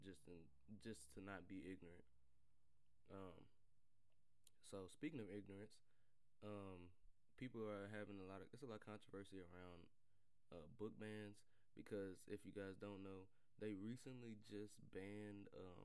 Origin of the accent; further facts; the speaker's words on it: the South, United States; I'm from the South too